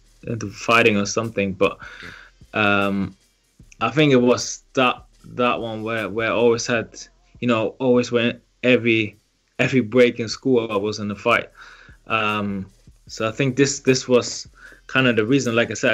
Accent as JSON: {"language": "English", "country": "Germany", "tie": "born or raised there", "also_born_or_lived": "Liberia", "moved": "as an adult", "lives_now": "United Kingdom", "said": "I was born in Liberia, West Africa, and then grew up in Germany before I then moved to the UK when I was about 20"}